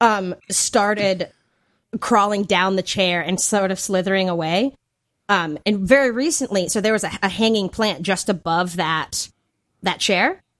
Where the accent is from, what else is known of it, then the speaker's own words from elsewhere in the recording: Hickory, North Carolina, United States; accent: Southern; moved away; living in North Carolina, like, in my hometown of Hickory